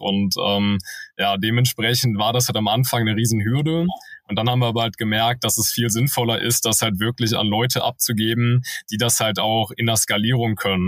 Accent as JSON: {"language": "German", "town": "Wiesbaden", "region": "Hesse", "country": "Germany", "tie": "born or raised there", "also_born_or_lived": "Cologne", "moved": "as an adult", "said": "da habe ich eine Eventagentur gegründet in meiner Heimatstadt Wiesbaden. Ähm, genau, da habe ich Abitur gemacht"}